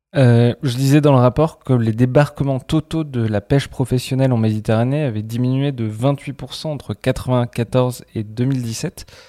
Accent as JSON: {"language": "French", "country": "France", "said": "en tant que Français"}